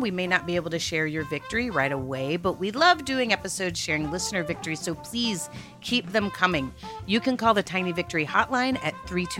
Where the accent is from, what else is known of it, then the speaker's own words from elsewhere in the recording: Dallas, Texas, United States; I am also from Dallas